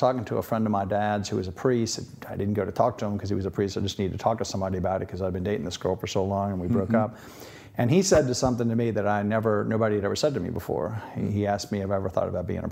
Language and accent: English; Metairie, Louisiana, United States; also born or lived in Notre Dame, Indiana / Washington, D.C.; I was born there, and I grew up in Old Metairie